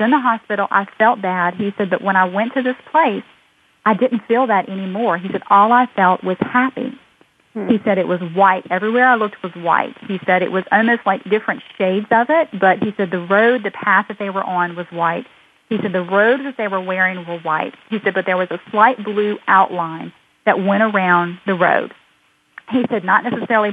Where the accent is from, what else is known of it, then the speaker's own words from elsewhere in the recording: United States; We're just an American family